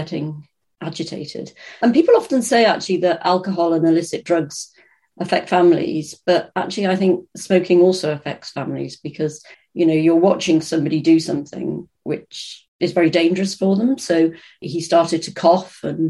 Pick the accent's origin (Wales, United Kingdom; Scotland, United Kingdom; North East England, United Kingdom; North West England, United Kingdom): North West England, United Kingdom; Birkenhead; I grew up in Birkenhead in the Wirral